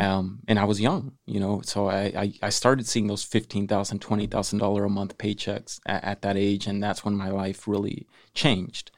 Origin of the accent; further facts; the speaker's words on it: Salinas, California, United States; I was born and raised in Salinas